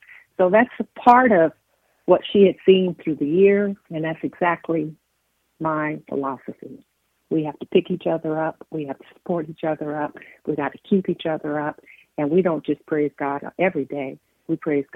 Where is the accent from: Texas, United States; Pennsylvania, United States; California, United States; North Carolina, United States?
California, United States; moved away; I'm from California originally.